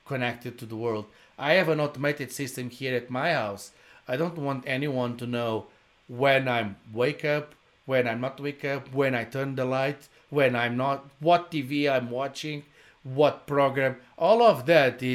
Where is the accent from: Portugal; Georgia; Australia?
Portugal; English is a second language; moved away; also born or lived in Brazil; I'm original from Portugal. I did live in Brazil.